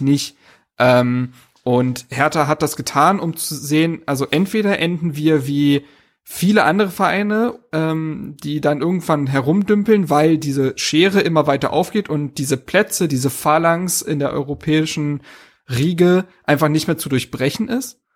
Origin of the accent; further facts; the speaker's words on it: Berlin, Germany; moved away as an adult; now in Greifswald, Germany; Ich bin gebürtiger Berliner, äh, dort geboren und aufgewachsen.